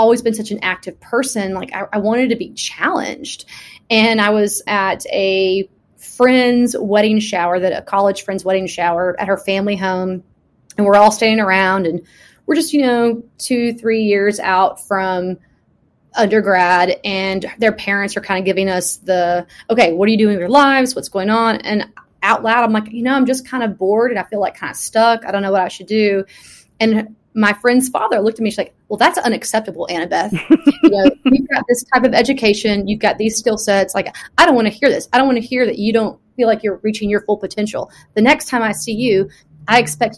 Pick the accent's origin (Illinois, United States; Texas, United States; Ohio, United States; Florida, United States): Texas, United States; Texarkana; I grew up in Texarkana